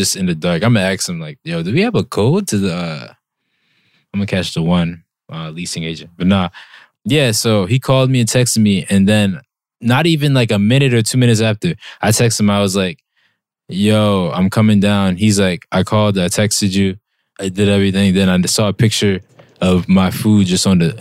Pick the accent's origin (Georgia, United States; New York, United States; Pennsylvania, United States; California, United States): Pennsylvania, United States; Philadelphia; moved away; I'm from the city of Philly